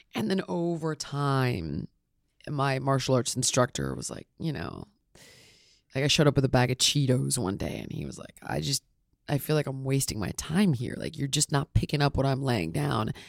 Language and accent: English; Los Angeles, California, United States; I'm born and raised in Los Angeles, actually. Never, never got out.